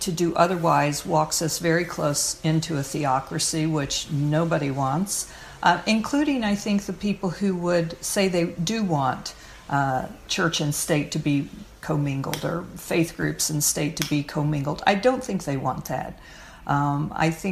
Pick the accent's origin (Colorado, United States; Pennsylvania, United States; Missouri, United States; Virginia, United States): Missouri, United States; now in Connecticut, United States; I'm from Missouri, which is now a very conservative state